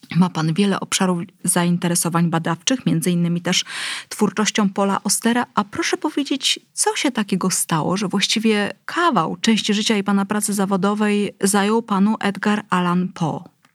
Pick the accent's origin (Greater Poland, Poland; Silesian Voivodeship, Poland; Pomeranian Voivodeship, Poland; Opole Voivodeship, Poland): Pomeranian Voivodeship, Poland; Gdynia; jestem gdynianką